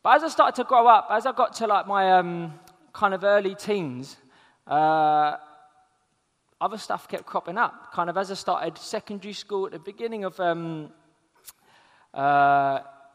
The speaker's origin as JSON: {"language": "English", "region": "London", "country": "United Kingdom", "said": "I'm from South London"}